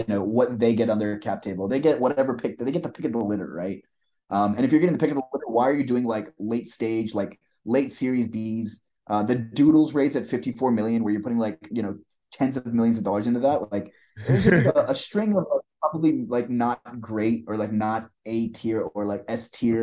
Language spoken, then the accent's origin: English; India; I'm like Indian